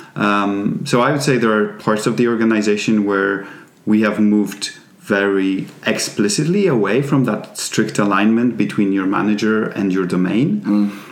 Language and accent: English; Poland; English is a second language; moved away as an adult; also born or lived in England; now in Sweden; I come from Poland, uh, but I've not lived in Poland for quite a while now.